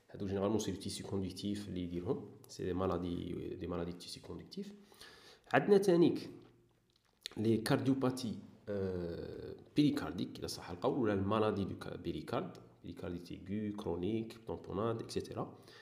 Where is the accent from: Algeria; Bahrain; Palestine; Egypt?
Algeria; Saïda, Saïda Province; moved away as an adult; also born or lived in Sidi Bel Abbès / Oran; زايد وكامر في سعيده صح درت كاع الكارير تاعي تاع البريمير وموين وسكوندير في في سعيده